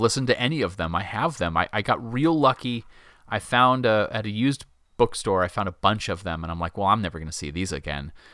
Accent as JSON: {"language": "English", "country": "United States", "said": "as an American"}